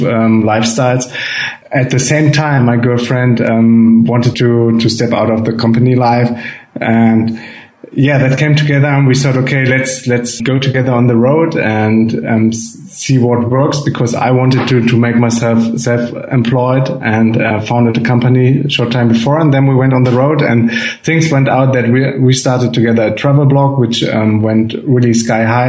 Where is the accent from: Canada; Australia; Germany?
Germany; from Germany